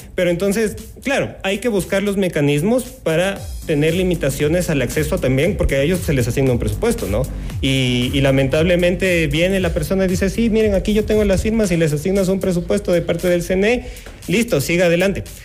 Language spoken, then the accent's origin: Spanish; Quito, Pichincha, Ecuador; Como buenos ecuatorianos, como buenos quiteños